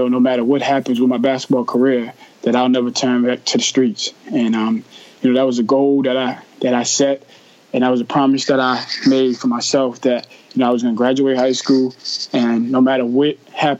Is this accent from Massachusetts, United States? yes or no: yes; Boston, Massachusetts, United States; I grew up in Jamaica Plain, tough part of Boston